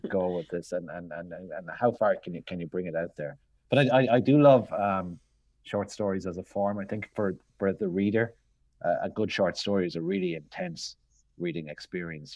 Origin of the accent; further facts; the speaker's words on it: Limerick, Munster, Ireland; moved away; also born or lived in London; I grew up in Limerick in the early eighties